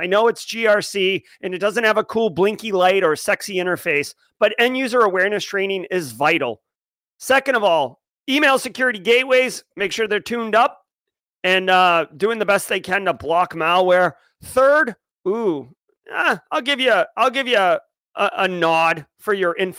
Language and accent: English; Massachusetts, United States; I grew up in Massachusetts